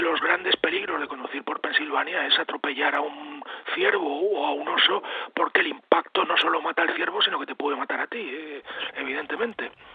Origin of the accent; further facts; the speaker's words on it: Spain; also born or lived in Pennsylvania, United States; yo cuando era niño, evidentemente en la España de los años 60